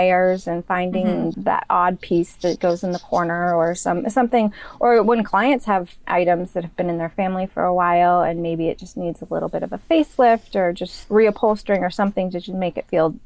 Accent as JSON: {"language": "English", "region": "Maine", "country": "United States", "also_born_or_lived": "New York", "moved": "yes", "said": "I'm originally from Maine"}